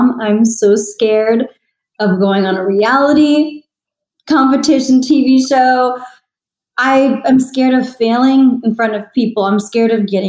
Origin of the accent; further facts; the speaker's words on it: San Antonio, Texas, United States; also born or lived in Los Angeles; I performed around San Antonio, my hometown, for so many years